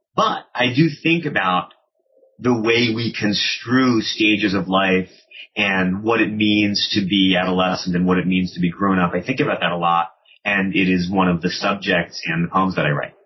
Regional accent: Washington, District of Columbia, United States; also born or lived in Baltimore, Maryland / Montgomery County, Maryland; I was born in Baltimore. I grew up in and around Washington D.C. in Montgomery County, Maryland, and then in D.C. itself.

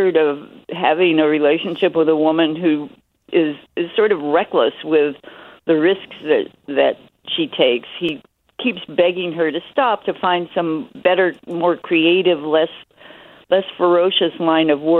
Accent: Kansas, United States; Kansas, where I grew up

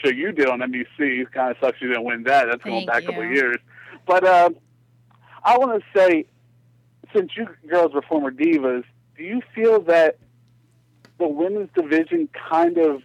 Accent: Texas, United States; I'm from Texas.

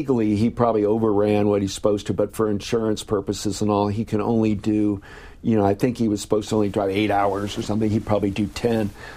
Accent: Ohio, United States; moved away; Ohio, my home state in Columbus

